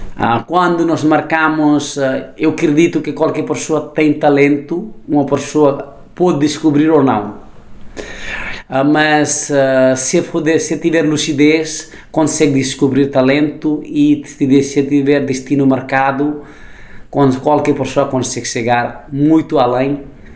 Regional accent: Nepal; Portuguese is a second language; also born or lived in Germany / Italy; now in Lisbon, Portugal; nasci no Nepal

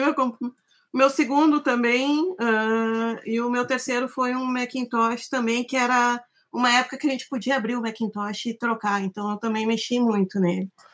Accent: Santa Maria, Rio Grande do Sul, Brazil; moved away; Eu sou de Santa Maria, eu me formei em desenho industrial na UFSM em 1998

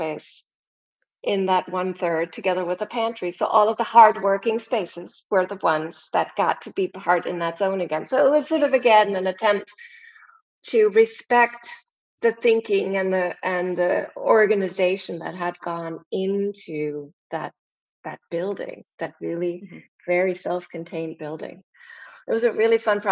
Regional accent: Germany; moved away as an adult; now in United States; I'm from Germany. I was born and raised there.

